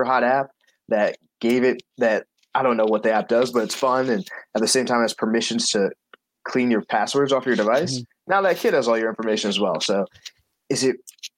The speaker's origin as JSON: {"language": "English", "area": "Long Island", "region": "New York", "country": "United States", "also_born_or_lived": "Cambridge, Massachusetts", "moved": "yes", "said": "I'm from Long Island"}